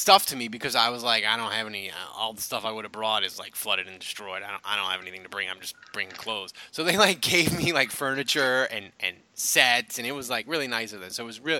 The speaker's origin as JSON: {"language": "English", "town": "New Orleans", "region": "Louisiana", "country": "United States", "also_born_or_lived": "Orange County, California", "moved": "as an adult", "said": "I'm moving to Orange County. I'm from New Orleans."}